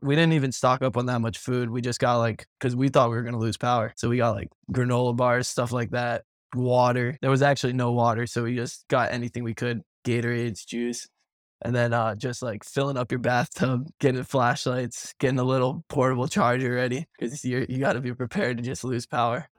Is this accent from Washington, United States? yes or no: no; Miami, Florida, United States; now in Fort Myers, United States; I'm from Miami